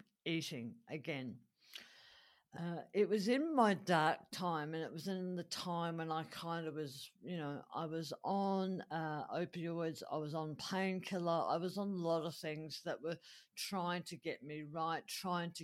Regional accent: Adelaide, South Australia, Australia; my hometown here of Adelaide

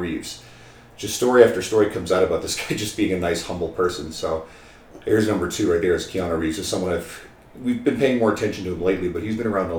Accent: St. John's, Newfoundland and Labrador, Canada; moved away as an adult; now in Edmonton, Canada; I grew up in Newfoundland. St. John's, Newfoundland is home

